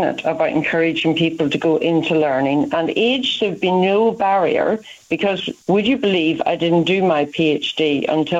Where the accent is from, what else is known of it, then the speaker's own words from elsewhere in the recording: Ireland; moved away as an adult; now in United Kingdom; you can hear from my accent, I'm not from England, I'm from Ireland